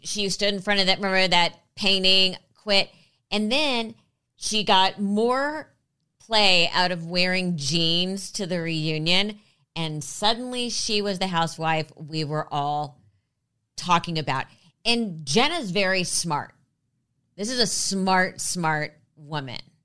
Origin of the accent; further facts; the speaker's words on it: Los Angeles, California, United States; also born or lived in New York; I grew up in L A. I've been here since I was three.